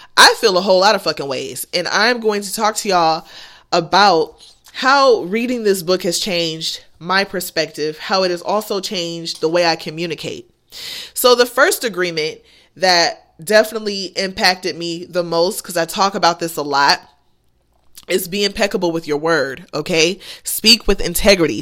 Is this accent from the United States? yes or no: yes; United States; I'm American